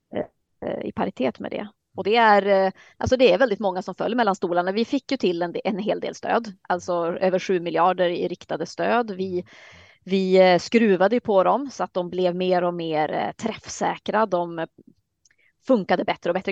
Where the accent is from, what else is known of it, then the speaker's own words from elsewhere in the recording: Luleå, Norrbotten County, Sweden; moved away as an adult; also born or lived in Södertälje; now in Härnösand, Sweden; Jag är uppväxt i Luleå